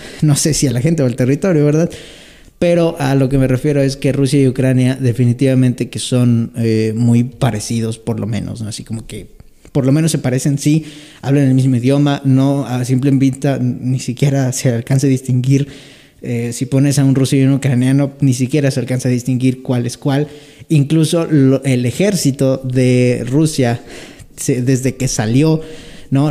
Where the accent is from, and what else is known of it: Mexico